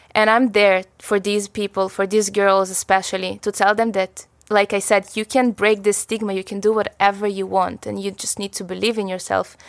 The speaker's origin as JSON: {"language": "English", "country": "Israel", "tie": "born or raised there", "also_born_or_lived": "Russia", "said": "I was seven years old, we moved from Russia to Israel"}